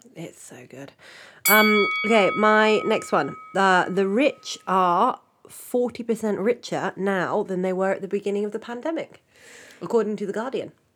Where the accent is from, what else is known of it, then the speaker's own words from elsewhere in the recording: United Kingdom; moved away; as a British person